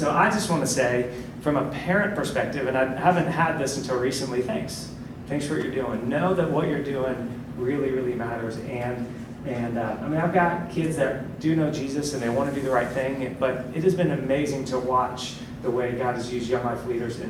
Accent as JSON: {"language": "English", "town": "Columbus", "region": "Ohio", "country": "United States", "tie": "born or raised there", "moved": "yes", "lives_now": "Charlotte, United States", "said": "I grew up in Columbus"}